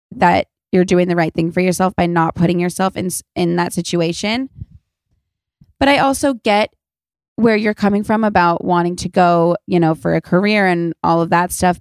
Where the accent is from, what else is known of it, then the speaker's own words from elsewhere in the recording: Los Angeles, California, United States; I'm from Los Angeles, so I didn't grow up in the snow or anything